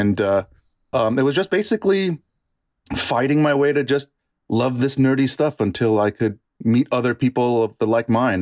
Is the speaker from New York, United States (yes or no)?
yes; New York, United States; also born or lived in Bronx / Westchester / Yonkers; I grew up in New York